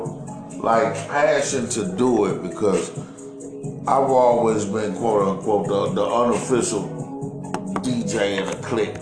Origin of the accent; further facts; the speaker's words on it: Milwaukee, Wisconsin, United States; I'm from Uptown